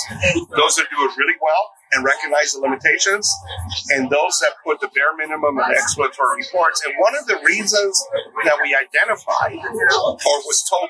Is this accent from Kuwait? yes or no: no; Mexico; now in Texas, United States; I was born in Mexico